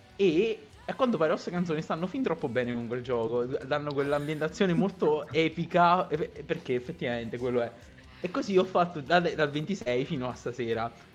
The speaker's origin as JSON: {"language": "Italian", "area": "province of Salerno", "region": "Campania", "country": "Italy", "said": "Io sono in provincia di Salerno, però sono più vicino a Napoli che a Salerno."}